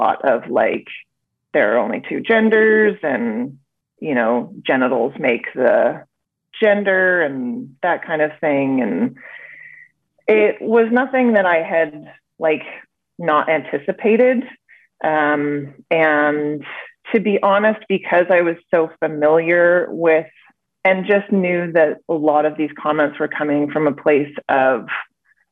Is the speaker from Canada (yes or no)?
yes; Vancouver, British Columbia, Canada; I hail from Vancouver, BC, Canada.